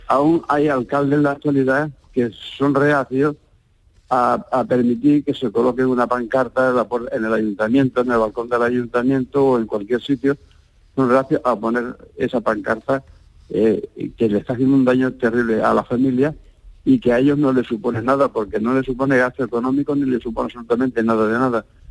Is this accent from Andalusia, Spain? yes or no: yes; Andalusia, Spain; now in Barcelona, Spain; aunque somos andaluces